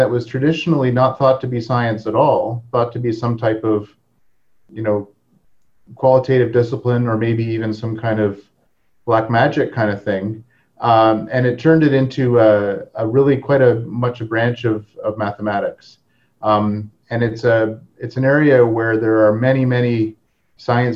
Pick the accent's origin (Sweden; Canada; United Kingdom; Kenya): Canada; Hamilton, Ontario; also born or lived in Toronto; I grew up in Hamilton, Ontario, and I was telling Keon earlier that I listened to CFMU growing up